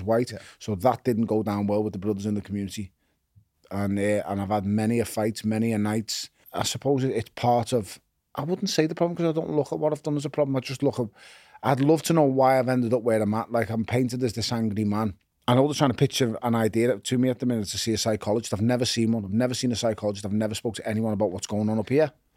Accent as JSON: {"language": "English", "town": "Liverpool", "region": "North West England", "country": "United Kingdom", "tie": "born or raised there", "also_born_or_lived": "Toxteth", "said": "I was born in Toxteth, I was raised in Wavertree"}